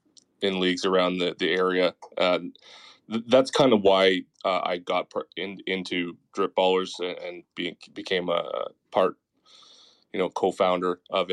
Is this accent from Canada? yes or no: yes; Canada; Yeah, I'll do both. So CFL is the Toronto Argonauts.